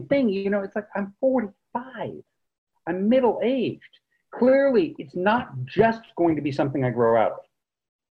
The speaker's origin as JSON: {"language": "English", "town": "Carmel-by-the-Sea", "region": "California", "country": "United States", "tie": "born or raised there", "said": "I grew up in one of the most beautiful places in the world, Carmel by the Sea, California."}